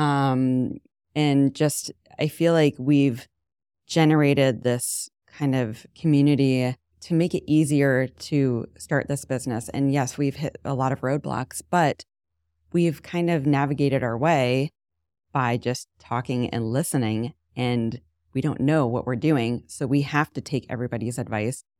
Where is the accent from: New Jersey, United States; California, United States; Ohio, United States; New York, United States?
Ohio, United States; Canton; moved away as an adult; also born or lived in Jersey City / Hoboken; now in Shaker Heights, United States; I grew up in Canton